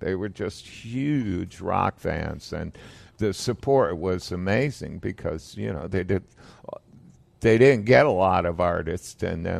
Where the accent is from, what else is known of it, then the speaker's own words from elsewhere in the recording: Toronto, Ontario, Canada; moved away as an adult; also born or lived in England; now in Florida, United States; I was born in Toronto.